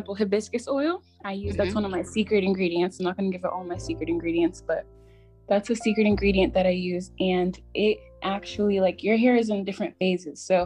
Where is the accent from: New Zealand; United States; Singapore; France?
United States; Maryland; I'm from Maryland, right outside of DC. So I would call it the DMV area